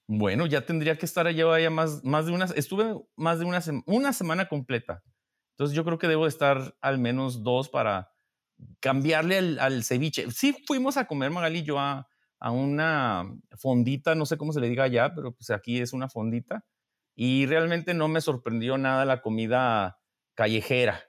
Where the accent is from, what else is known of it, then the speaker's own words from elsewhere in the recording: Mexico; Siendo mexicano